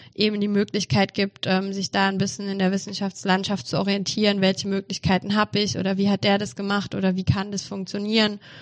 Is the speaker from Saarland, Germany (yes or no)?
yes; Saarland, Germany; moved away as an adult; now in Mannheim, Germany; Also ich komme ursprünglich aus dem Saarland